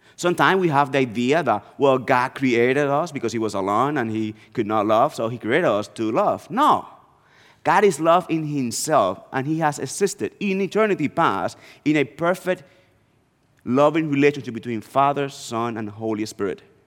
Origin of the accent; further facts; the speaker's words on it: northeast Dominican Republic, Dominican Republic; moved away; I was born and raised in the Dominican Republic, and I, I grew up in a small town in the northeast part of the country.